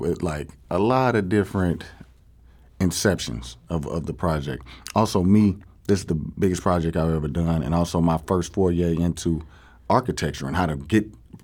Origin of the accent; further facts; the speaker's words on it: East St. Louis, Illinois, United States; I grew up in East St. Louis